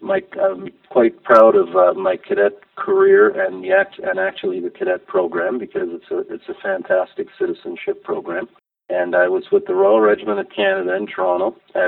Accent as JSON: {"language": "English", "country": "Grenada", "tie": "born there", "said": "My dad was an engineer from the Caribbean. He'd been all over the world. We traveled quite a bit. I was born in Grenada in the West Indies."}